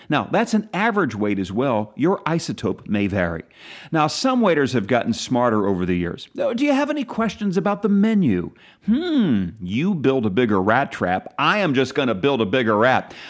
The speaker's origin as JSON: {"language": "English", "town": "Philadelphia", "region": "Pennsylvania", "country": "United States", "tie": "born or raised there", "said": "my hometown, Philadelphia"}